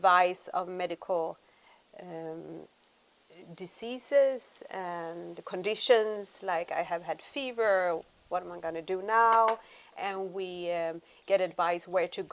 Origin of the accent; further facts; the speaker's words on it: Sweden; moved away as an adult; now in Hua Hin, Thailand; we're from Sweden. And we decided to move to Thailand